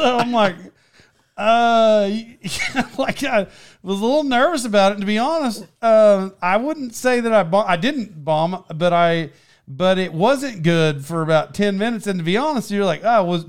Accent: Texas, United States; they introduced me from Texas, and I got an accent

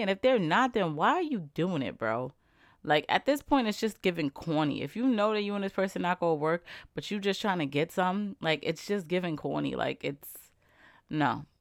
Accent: New York, United States; I'm from New York

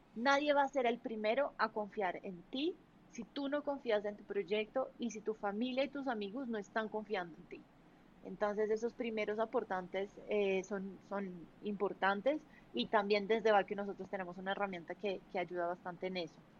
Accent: Brazil; Spanish is a second language; now in Colombia

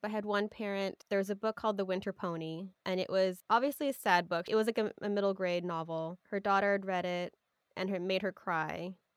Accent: Sausalito, California, United States; I grew up in Sausalito, which is a small town, couple of towns over from where I work now in Mill Valley

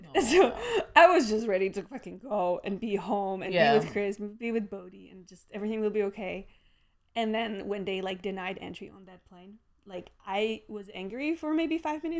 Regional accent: Czechia; also born or lived in Turkey; now in United States; when I was in Prague, because at least I would be in like my home country.

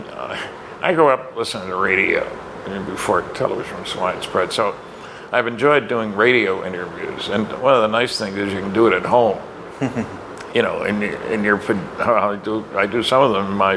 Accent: Fredericton, New Brunswick, Canada; Fredericton had a Stanton Friedman Day, my hometown

